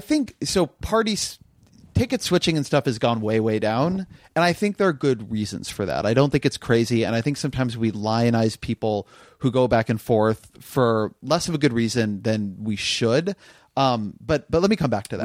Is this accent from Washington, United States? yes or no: no; California, United States; I'm Californian